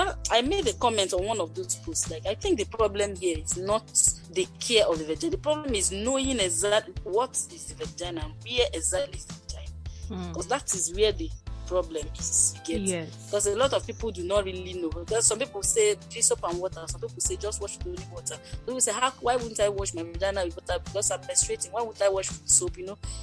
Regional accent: Nigeria; I'm a Nigerian registered nurse

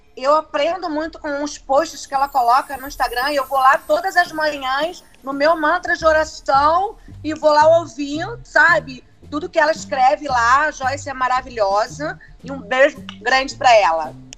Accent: Baixada Fluminense, Rio de Janeiro, Brazil; Sou lá da Baixada Fluminense

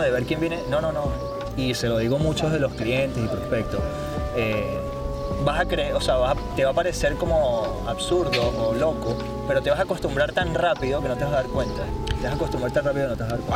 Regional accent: Caracas, Capital District, Venezuela; now in Madrid, Spain; Los que somos de Caracas conocemos el Parque del Este

